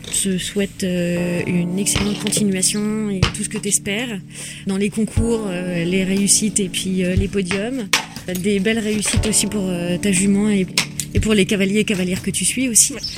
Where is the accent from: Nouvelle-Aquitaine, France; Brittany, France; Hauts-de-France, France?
Brittany, France; Saint-Malo; je suis née à Saint-Malo